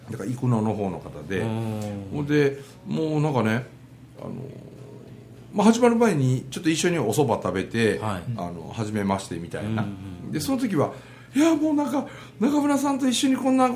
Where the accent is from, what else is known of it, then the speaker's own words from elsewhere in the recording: Japan; also born or lived in Korea; なんであのー余計に私は日本で生まれて日本でこ